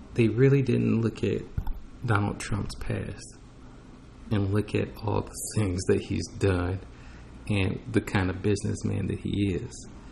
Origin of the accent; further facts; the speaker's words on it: United States; I was born in America